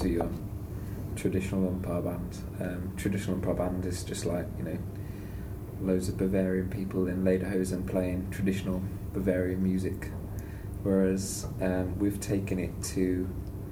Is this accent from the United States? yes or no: no; Sutton Coldfield, West Midlands, United Kingdom; I just play tuba from Sutton Coldfield